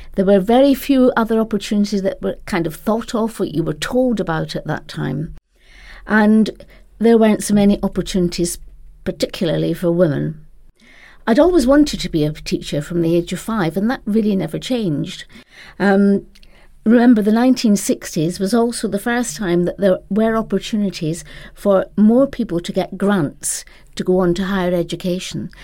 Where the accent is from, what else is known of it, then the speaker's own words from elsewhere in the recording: Edinburgh, Scotland, United Kingdom; moved away as an adult; also born or lived in London / Spain; I first started teaching in Edinburgh, my hometown.